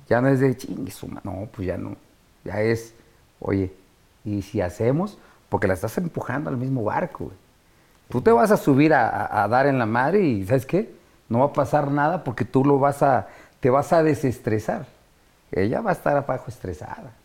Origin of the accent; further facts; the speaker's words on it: Mexico City, Mexico; este Infonavit Iztacalco donde yo nací, de donde salí